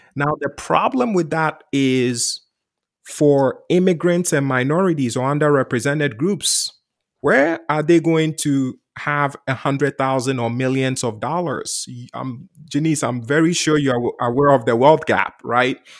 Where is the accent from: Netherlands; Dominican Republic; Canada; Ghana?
Ghana; now in United States; I grew up in Ghana, West Africa. I came to the U S as an immigrant